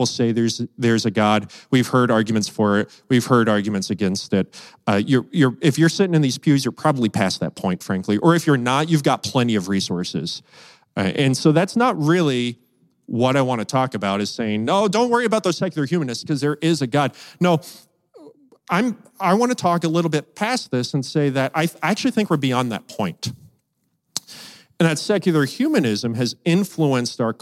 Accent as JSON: {"language": "English", "country": "United States", "said": "as American Christians"}